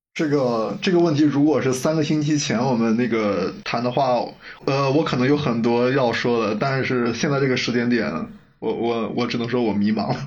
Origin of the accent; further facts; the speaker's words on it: Henan, China; now in Sichuan, China; 在我们河南那，几个好兄弟在一句聚会，那不喝点白的